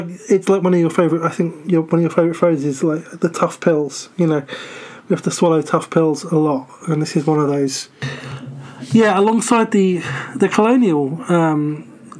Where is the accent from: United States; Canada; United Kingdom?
United Kingdom; as a British person